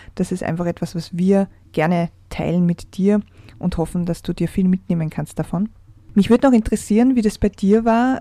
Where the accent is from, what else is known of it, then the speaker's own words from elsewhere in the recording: Austria; bei uns in Österreich